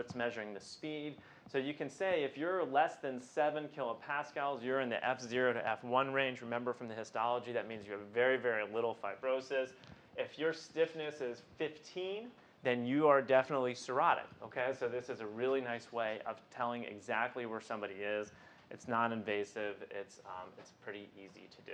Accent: Midwest, United States; I'm a Midwesterner.

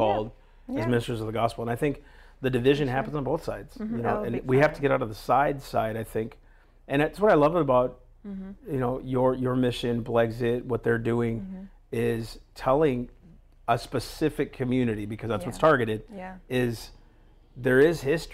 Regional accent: United States; I'm an American

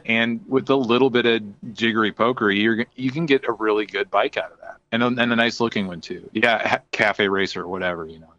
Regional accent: Indiana, United States; I'm from Indiana

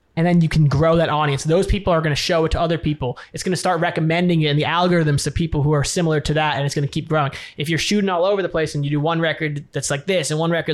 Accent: New York City, New York, United States; now in California, United States; I grew up in New York City originally. I live in California now

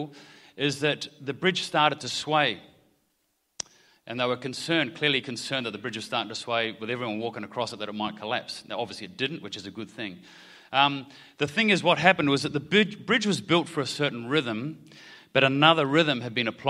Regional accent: New Zealand; now in Australia; I grew up in Aotearoa, New Zealand.

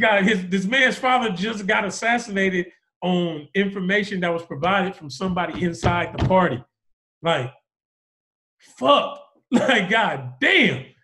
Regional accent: the Bay Area, California, United States; I'm from the Bay

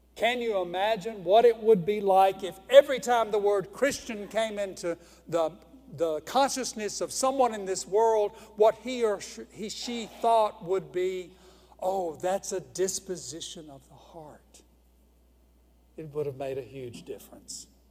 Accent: Houston, Mississippi, United States; I was born in Houston, Mississippi

